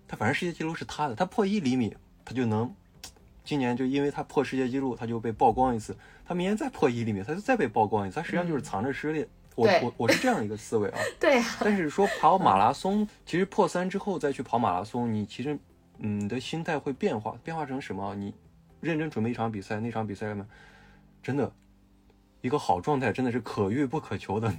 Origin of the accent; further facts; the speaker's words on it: Shaanxi, China; 我哦是陕西人嗯，陕西人是把泽呢，陕西话就念贼贼